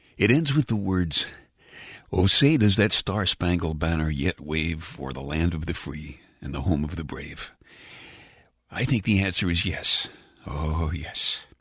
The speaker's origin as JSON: {"language": "English", "town": "New York City", "region": "New York", "country": "United States", "said": "I'm from Brooklyn"}